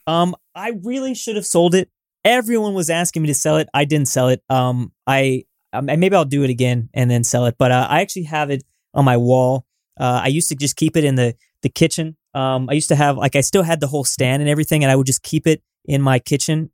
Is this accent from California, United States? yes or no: yes; Southern California, United States; I'm from Southern California